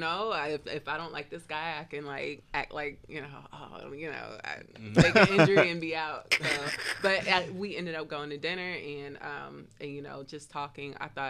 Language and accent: English; New Jersey, United States; I grew up in New Jersey.